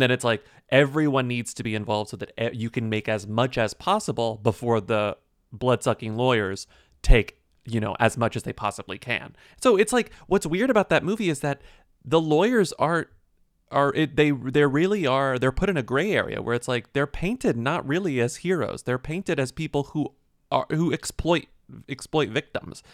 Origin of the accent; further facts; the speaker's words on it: Texas, United States; I'm from Texas.